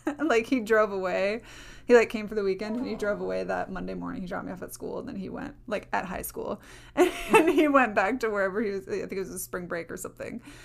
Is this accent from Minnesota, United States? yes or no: yes; Minnesota, United States; I was from Minnesota.